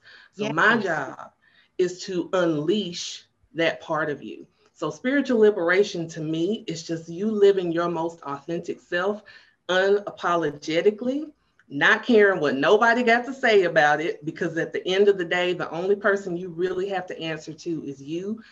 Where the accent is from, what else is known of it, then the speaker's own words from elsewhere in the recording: Chattanooga, Tennessee, United States; also born or lived in Knoxville, Tennessee; my family moved to Chattanooga when I was 2